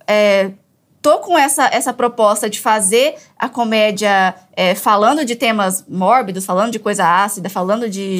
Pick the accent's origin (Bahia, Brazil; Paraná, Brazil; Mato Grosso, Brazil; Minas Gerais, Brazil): Mato Grosso, Brazil; Tabaporã; moved away; sou de Tabaporã, Mato Grosso